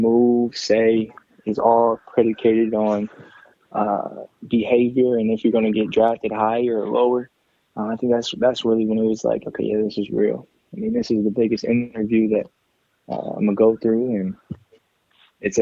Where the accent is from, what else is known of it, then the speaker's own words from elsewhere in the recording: Fort Wayne, Indiana, United States; also born or lived in Tampa, Florida; I'm in Fort Wayne, so I'm in my hometown